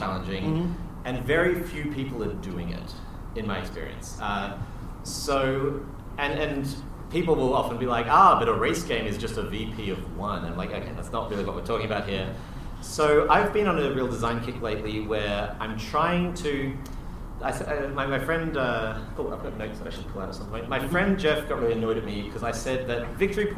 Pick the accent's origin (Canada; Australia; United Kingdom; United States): Australia; I'm Australian.